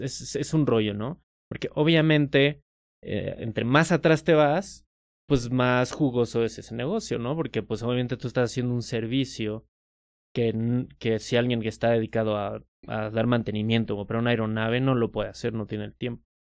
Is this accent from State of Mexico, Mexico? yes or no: yes; Metepec, State of Mexico, Mexico; Yo crecí en Metepec, no crecí en Ciudad de México